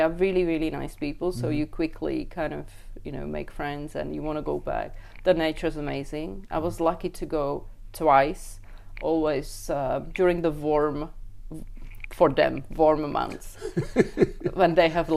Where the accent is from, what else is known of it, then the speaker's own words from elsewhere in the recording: Czechia; moved away as an adult; also born or lived in Reykjavik, Iceland / Brno, Czech Republic; now in Japan; my hometown is only 5,000 people